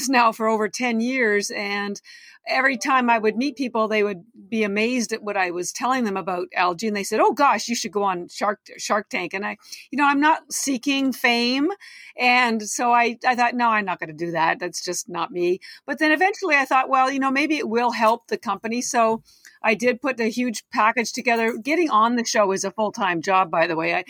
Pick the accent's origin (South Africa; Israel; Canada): Canada; now in Boston, United States; I'm Canadian. I've lived in Boston 30 years